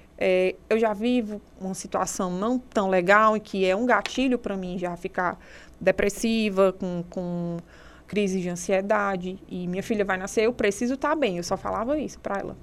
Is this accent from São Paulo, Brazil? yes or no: no; Serra da Ibiapaba, interior of Ceará, Brazil; moved away; Sou do interior do, de, de, do Ceará, da Serra da Ibiapaba